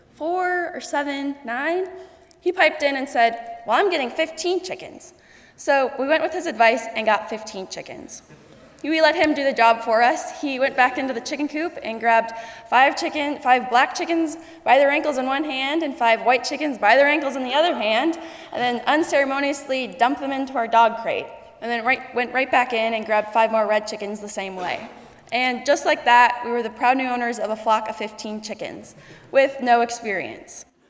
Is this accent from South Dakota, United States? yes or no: yes; Sioux Falls, South Dakota, United States; also born or lived in Bridgewater, South Dakota; I had done most of my growing up in Sioux Falls, South Dakota